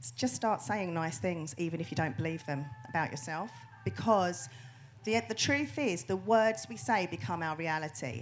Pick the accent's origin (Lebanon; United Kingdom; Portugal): United Kingdom; we're very, very British.